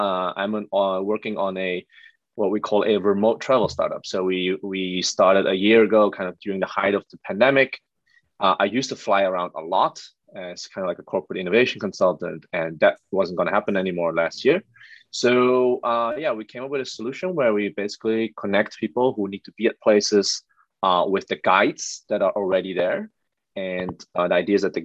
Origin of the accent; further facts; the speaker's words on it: Netherlands; moved away as an adult; also born or lived in Amsterdam / Shanghai / Ho Chi Minh City / Jakarta; I'm born and raised in the Netherlands